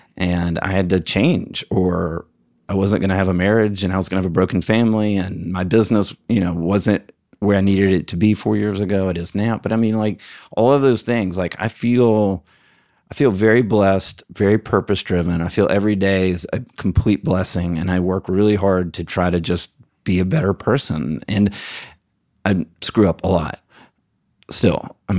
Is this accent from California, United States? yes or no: no; Alabama, United States; I'm from Alabama. Like, right. I went to the University of Alabama.